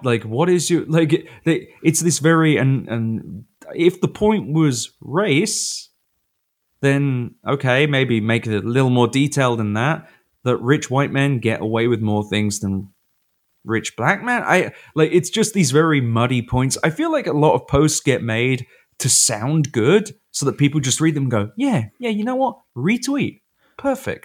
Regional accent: United Kingdom; moved away; now I'm a British guy who knows football

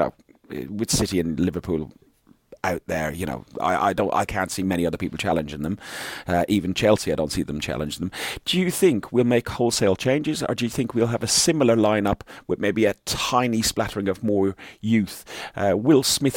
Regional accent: Ireland; I'm Irish

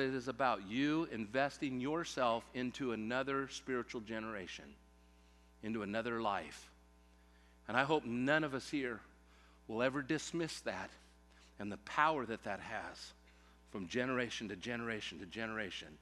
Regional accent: Central California, United States; growing up in Central California, around agriculture

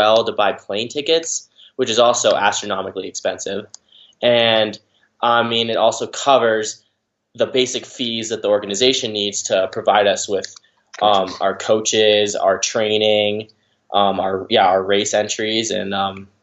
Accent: Park City, Utah, United States; I'm from Park City, Utah

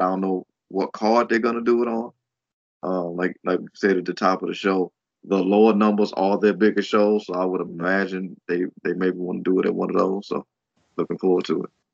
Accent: United States; as an American fan

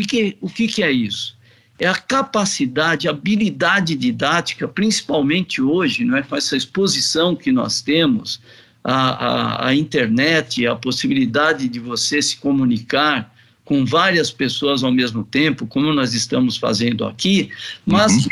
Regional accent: Brazil; nós, como brasileiros

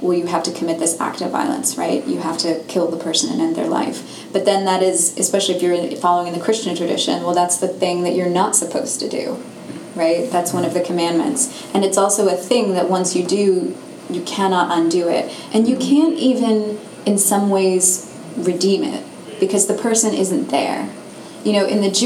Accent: London, United Kingdom; moved away; I grew up in London

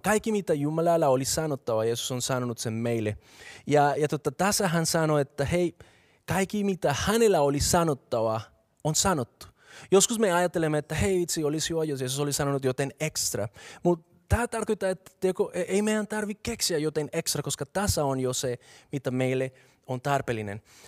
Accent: Bogotá, Colombia; Finnish is a second language; moved away as an adult; now in Finland; mä oon kasvanut Bogotassa, joka on kaupunki, joka sijaitsee 2600 metriä korkeudella

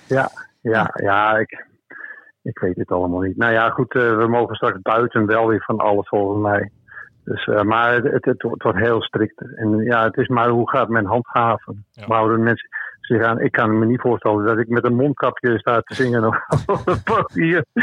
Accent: Beverwijk, North Holland, Netherlands; ik ben in Beverwijk geboren

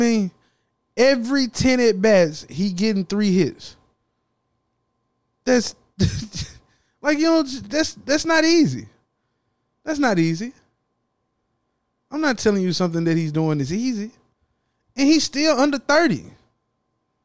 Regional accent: the South, United States; I'm from the South.

